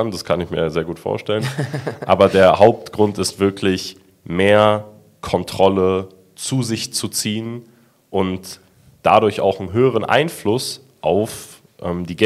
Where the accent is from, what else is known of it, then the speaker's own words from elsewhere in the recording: Germany; Wir sind auch Deutsche.